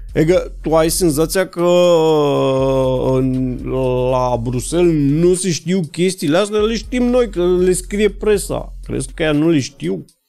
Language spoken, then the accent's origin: Romanian; Romania; ca român